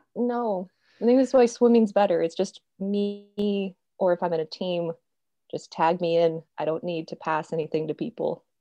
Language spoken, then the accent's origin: English; Roseville, California, United States; I've been here almost my whole life